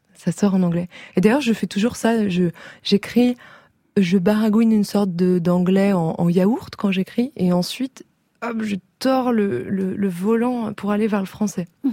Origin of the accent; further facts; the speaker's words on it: Paris, Île-de-France, France; also born or lived in Briançon, France; Je suis née à Briançon, dans les Alpes, mais j'ai grandi à Paris